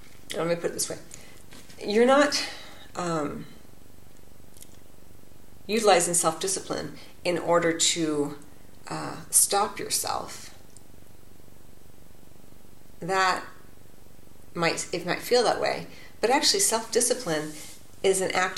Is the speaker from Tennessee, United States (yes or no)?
no; California, United States; my home state of California